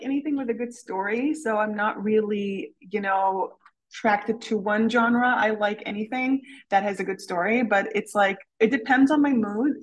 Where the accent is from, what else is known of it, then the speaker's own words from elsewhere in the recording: Canada; also born or lived in Syria; now in Switzerland; I am Canadian, but I live in Switzerland